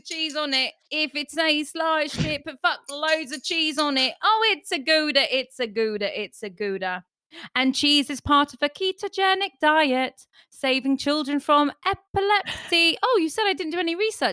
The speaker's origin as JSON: {"language": "English", "country": "Ireland", "said": "I'm Irish."}